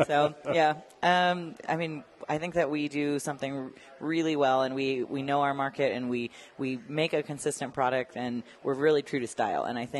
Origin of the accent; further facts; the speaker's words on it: Colorado Springs, Colorado, United States; I think Colorado Springs deserves some love, and I'm happy to shout out my hometown.